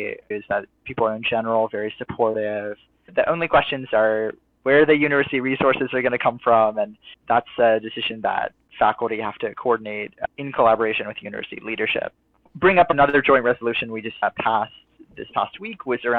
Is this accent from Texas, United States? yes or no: no; Bethesda, Maryland, United States; moved away as an adult; also born or lived in Stanford, California; now in Berkeley, United States; I'm originally from the Washington, D.C. area, from Bethesda, Maryland. Grew up